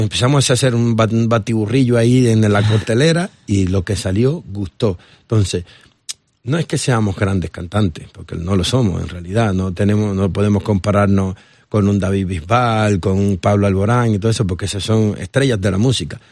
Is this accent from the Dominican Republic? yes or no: yes; Dominican Republic; also born or lived in Barcelona, Spain; now in Spain; yo soy dominicano, soy nacido en la República Dominicana pero mi corazón está partido en dos